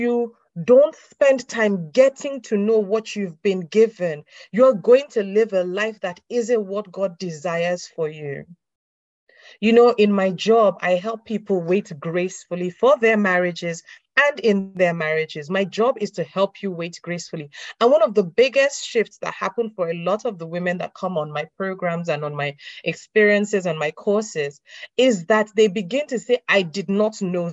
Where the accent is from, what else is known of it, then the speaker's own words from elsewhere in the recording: Nigeria; moved away; I'm from Nigeria, so there are a lot of things that they do in the Christendom in Nigeria, at least from a Nigerian background. I don't live in Nigeria, but I'm from a Nigerian background